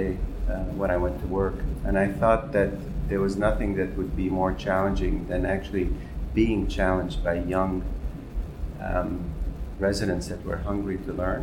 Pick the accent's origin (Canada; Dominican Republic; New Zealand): Canada; Montreal, Quebec; moved away as an adult; now in New York City, United States; So I was raised in Montreal, Canada, where I went to dental school